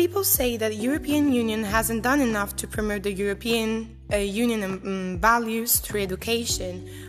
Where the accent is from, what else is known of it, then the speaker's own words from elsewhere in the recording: Italy; from Italy